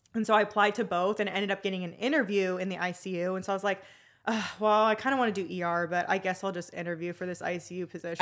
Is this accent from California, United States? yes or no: no; Arizona, United States; I'm been born and raised in Arizona